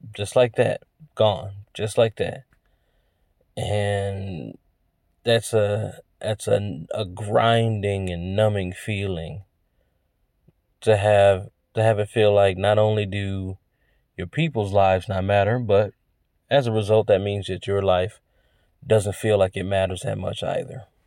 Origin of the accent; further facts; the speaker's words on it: United States; I'm American